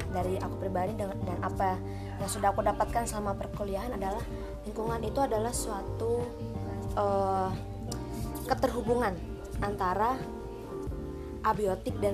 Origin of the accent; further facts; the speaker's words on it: Central Kalimantan, Indonesia; now in Yogyakarta, Indonesia; saya berasal dari Kalimantan Tengah tapi sekarang sedang menempuh pendidikan di Yogyakarta.